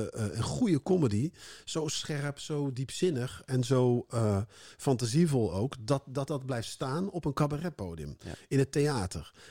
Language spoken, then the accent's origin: Dutch; North Brabant, Netherlands; in Brabant, waar ik vandaan kom